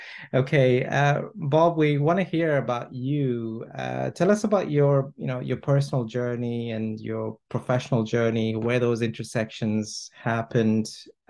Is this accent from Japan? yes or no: no; Toronto, Ontario, Canada; now in United Kingdom; I'm based here in the UK. I'm from Toronto